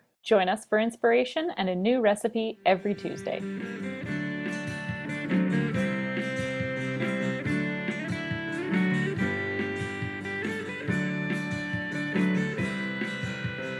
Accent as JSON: {"language": "English", "country": "Canada", "said": "we're Canadian and French is one of our official languages in this country, we are not French speakers"}